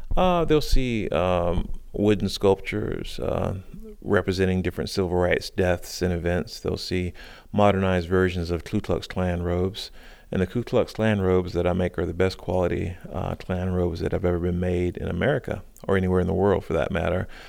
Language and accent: English; South Carolina, United States; now in Baltimore, United States; I grew up in South Carolina